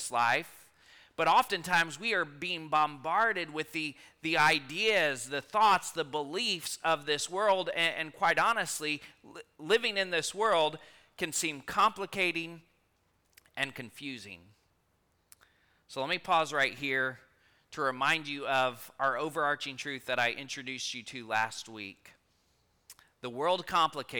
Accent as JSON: {"language": "English", "town": "Rockport", "region": "Texas", "country": "United States", "tie": "born or raised there", "moved": "yes", "lives_now": "Stockdale, United States", "said": "I grew up in Rockport"}